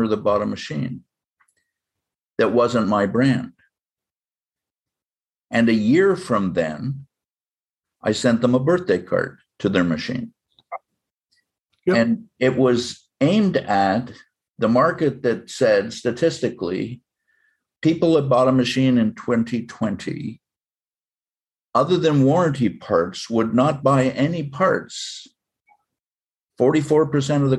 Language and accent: English; Canada; now in United States; I'm a Canadian citizen by birth. I'm American by choice.